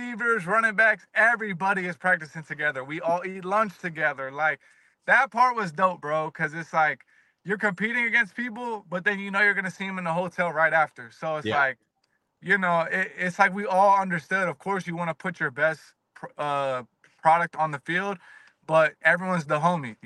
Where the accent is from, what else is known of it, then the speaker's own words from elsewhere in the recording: Virginia, United States; I'm from Virginia.